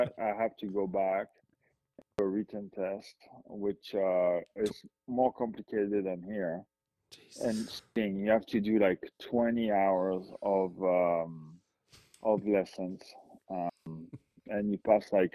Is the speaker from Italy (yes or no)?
no; France; moved away; My hometown is more like 13,000 people